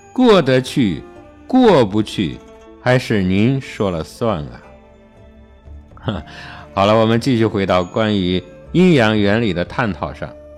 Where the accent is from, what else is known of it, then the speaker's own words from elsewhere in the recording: China; 我们中国人